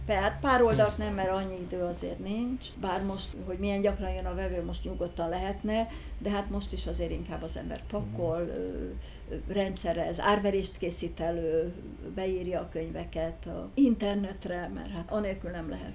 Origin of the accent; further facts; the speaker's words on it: Budapest, Hungary; also born or lived in Józsefváros, Budapest; ős Budai vagyok. Ö, mindig Budán, Budán is nőttem föl